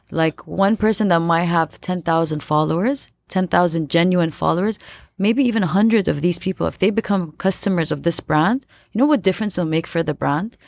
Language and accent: English; Abu Dhabi, United Arab Emirates; I was born and raised in Abu Dhabi.